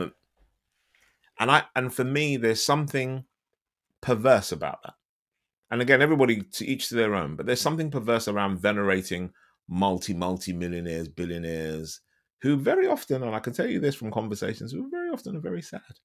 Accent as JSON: {"language": "English", "region": "London", "country": "United Kingdom", "said": "I'm from London"}